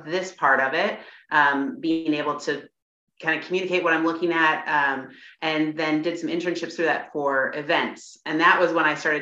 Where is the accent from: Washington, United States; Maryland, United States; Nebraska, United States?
Washington, United States; moved away; I was from Washington